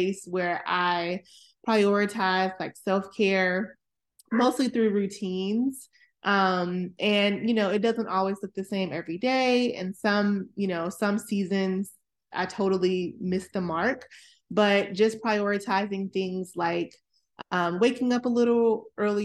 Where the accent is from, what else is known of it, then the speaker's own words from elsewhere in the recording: Atlanta, Georgia, United States; moved away as an adult; now in Maryland, United States; I'm originally from Atlanta, Georgia, and I currently reside in the Maryland, greater Washington, DC area, where I've been for about 17 years